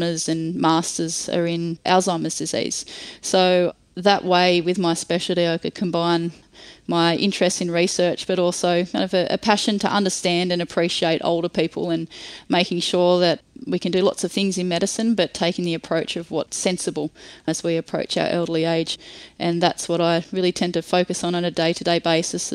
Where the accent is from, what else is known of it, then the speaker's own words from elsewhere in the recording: Nowra, New South Wales, Australia; I was born in Nowra, New South Wales, and spent a lot of time, as most country kids do, playing a lot of sport and enjoying the countryside.